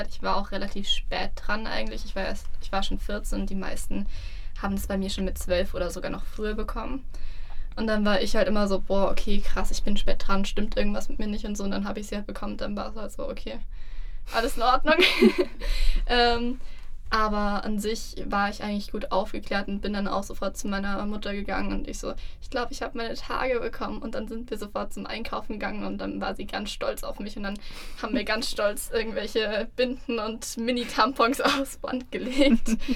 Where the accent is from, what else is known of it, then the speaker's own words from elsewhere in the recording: Germany; bei uns in Deutschland